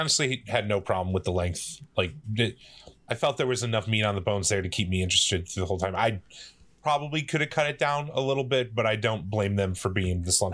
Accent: Midwest, United States; I am growing up in the Midwest

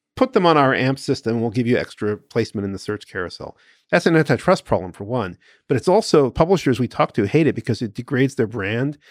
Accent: United States; I'm an American. I'm born on the Fourth of July.

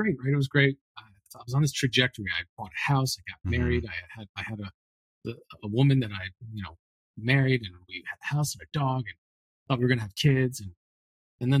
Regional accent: Connecticut, United States; I grew up in Connecticut

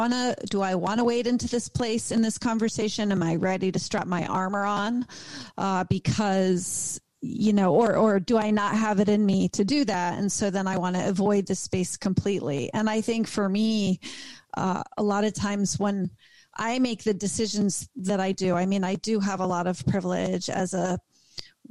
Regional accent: East Coast, United States; moved away; I'm from the East Coast

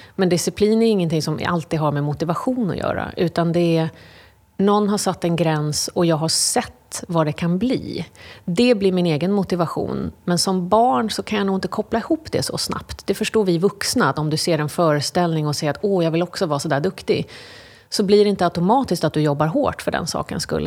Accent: London, United Kingdom; now in Sweden; jag är uppvuxen i England, i London.

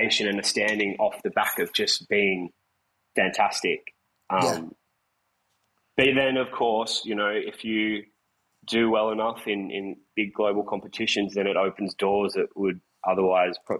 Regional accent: Bathurst, New South Wales, Australia; now in Sydney, Australia; my hometown of Bathurst.

